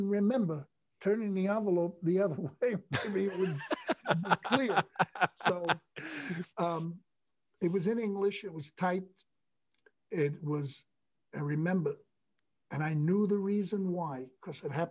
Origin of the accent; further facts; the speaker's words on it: United States; I'm not Canadian. I'm American